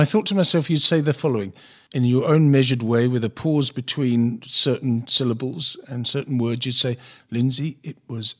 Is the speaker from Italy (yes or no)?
no; South Africa; From a personal point of view, as a South African, a proud South African, did you feel despondent yesterday